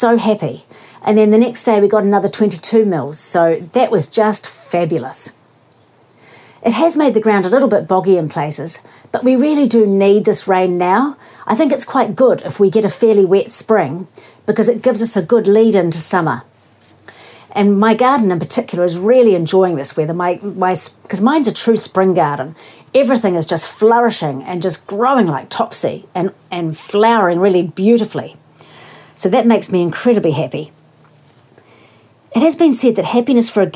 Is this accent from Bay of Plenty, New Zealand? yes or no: no; Invercargill, Southland, New Zealand; accent: Southland; moved away; I was born in Invercargill and I lived in Southland for 20 years and I still wish I lived there